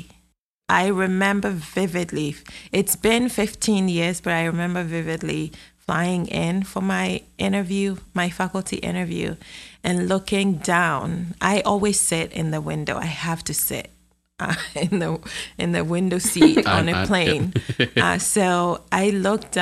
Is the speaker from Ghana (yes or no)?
yes; Ghana; moved away as an adult; also born or lived in Athens, Ohio, United States / Texas Panhandle, United States; now in Texas, United States; So, I'm from Ghana. I was born in Ghana. And I spent 24 years in Ghana. I went through elementary and university in Ghana.